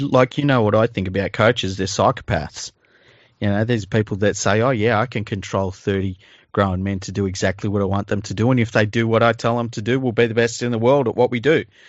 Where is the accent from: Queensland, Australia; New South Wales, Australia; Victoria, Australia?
New South Wales, Australia; Sydney; I grew up in Tregear, and, uh, which is a suburb in Western Sydney